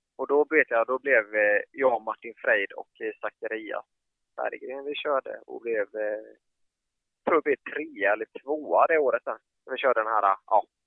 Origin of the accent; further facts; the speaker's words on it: Habo, Jönköping County, Sweden; jag är uppvuxen i Habo